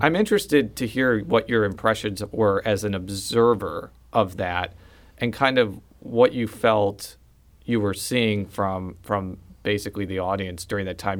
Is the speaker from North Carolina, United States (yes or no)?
no; Chicago, Illinois, United States; moved away; I'm from the Chicagoland area